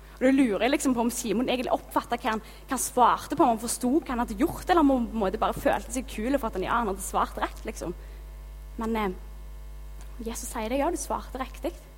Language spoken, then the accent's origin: Norwegian; Gilja, Rogaland, Norway; also born or lived in Haugesund; now in Karmøy, Norway; Jeg kommer fra Gilja